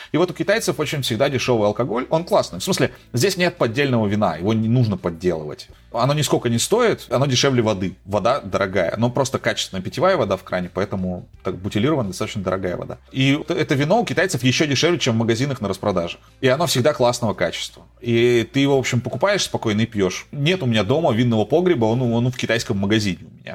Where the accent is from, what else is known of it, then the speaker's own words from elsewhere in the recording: Novosibirsk, Novosibirsk Oblast, Russia; moved away as an adult; now in Buenos Aires, Argentina; я из Новосибирска